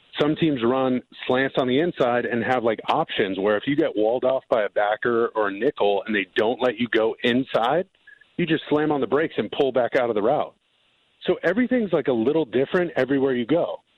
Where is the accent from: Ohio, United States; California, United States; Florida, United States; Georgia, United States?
California, United States; I'm a SoCal kid, man. I grew up in Orange County. I'm at the beach, like, rainbow sandals all the time.